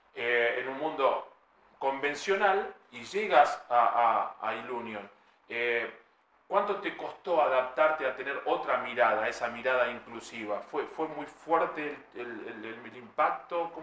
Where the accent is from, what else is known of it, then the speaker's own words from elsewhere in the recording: Argentina; como todo argentino